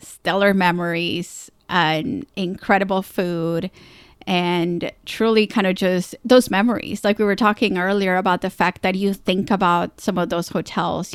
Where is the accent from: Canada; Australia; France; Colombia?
Colombia; moved away; I grew up down in Colombia, South America